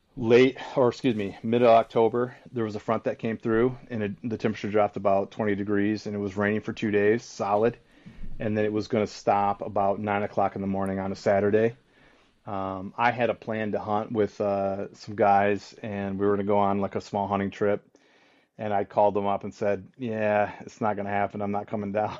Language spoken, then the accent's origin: English; Michigan, United States; my hometown or my home state